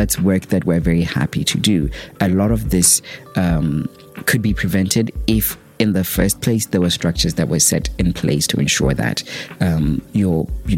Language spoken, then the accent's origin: English; Botswana; from Botswana